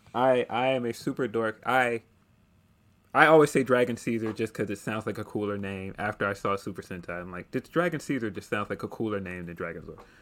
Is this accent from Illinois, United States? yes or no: yes; Chicago, Illinois, United States; as a Chicagoan